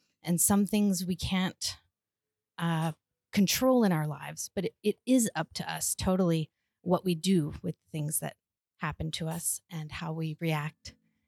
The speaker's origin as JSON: {"language": "English", "region": "South Carolina", "country": "United States", "moved": "as an adult", "lives_now": "Italy", "said": "I've lived in Italy for a couple years now. I'm from South Carolina"}